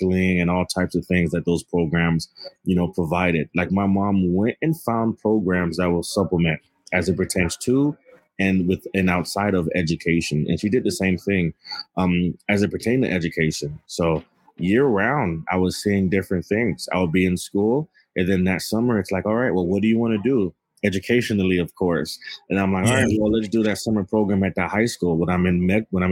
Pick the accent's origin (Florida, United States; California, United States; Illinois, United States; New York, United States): Florida, United States; Miami; moved away as an adult; now in Boston, United States; I grew up, born and raised in Miami, Florida